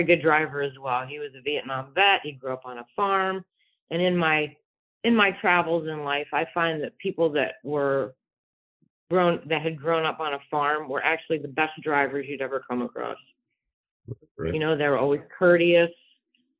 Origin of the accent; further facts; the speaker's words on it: New Jersey, United States; moved away as an adult; now in Chicago, United States; I'm from Jersey